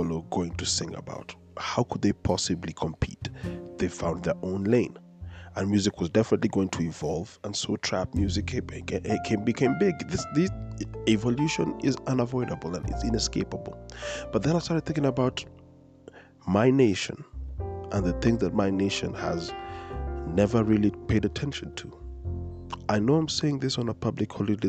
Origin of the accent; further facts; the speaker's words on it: Kenya; a person who's been born and raised in Kenya